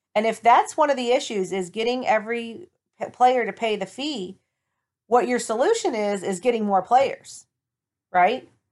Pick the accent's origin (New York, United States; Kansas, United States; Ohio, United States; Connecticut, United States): Ohio, United States; Toledo; my hometown, the Toledo Reign